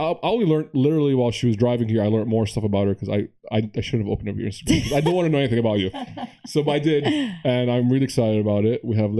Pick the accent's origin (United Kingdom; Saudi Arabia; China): Saudi Arabia; also born or lived in United States; Even though I was born in the States, I never grew up there. I grew up in Saudi Arabia.